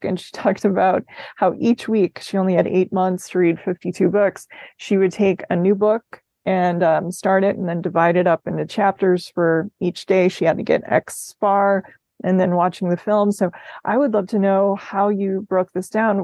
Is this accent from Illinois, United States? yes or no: no; Minnesota, United States; moved away; I'm from Minnesota originally